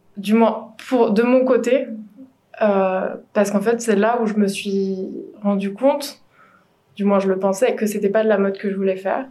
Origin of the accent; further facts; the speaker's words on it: Morlaix, Brittany, France; moved away; je suis originaire de Bretagne, encore une Bretonne, euh, du Finistère, à Morlaix exactement